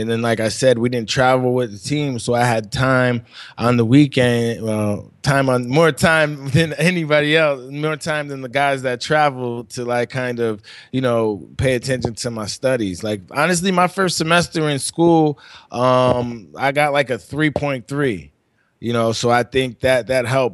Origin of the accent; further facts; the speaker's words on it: New York, United States; I'm from New York.